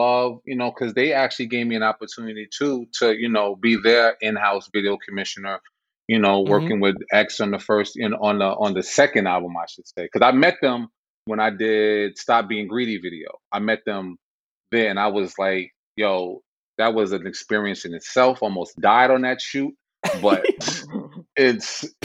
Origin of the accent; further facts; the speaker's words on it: New York City, New York, United States; I'm from the Bronx